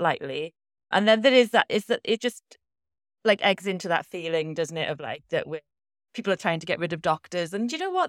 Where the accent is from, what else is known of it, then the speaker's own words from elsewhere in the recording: Welsh, Wales, United Kingdom; a Welsh values girl myself